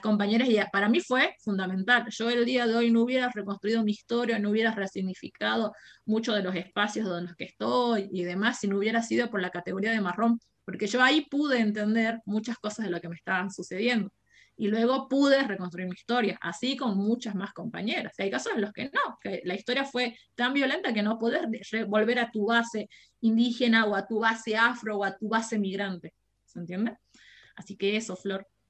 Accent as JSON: {"language": "Spanish", "region": "Jujuy", "country": "Argentina", "said": "soy de Jujuy, tengo 27 años."}